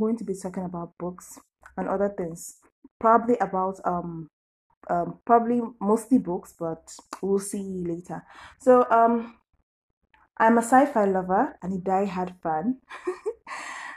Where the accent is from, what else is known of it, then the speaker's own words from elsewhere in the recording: Nigeria; I'm a Nigerian